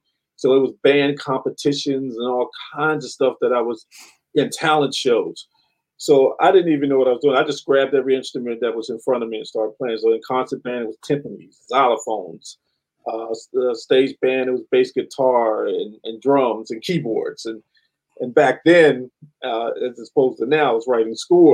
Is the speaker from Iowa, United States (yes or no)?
no; Washington, District of Columbia, United States; I'm originally from Washington, D.C.